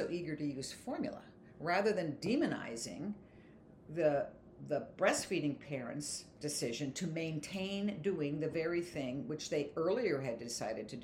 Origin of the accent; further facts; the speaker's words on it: Pennsylvania, United States; I'm from Pennsylvania.